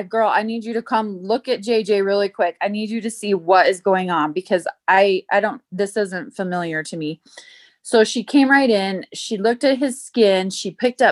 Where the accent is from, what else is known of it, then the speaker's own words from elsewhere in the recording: South Jordan, Utah, United States; also born or lived in Idaho / Nevada; I grew up in South Jordan, Utah, and lived there up until I graduated high school.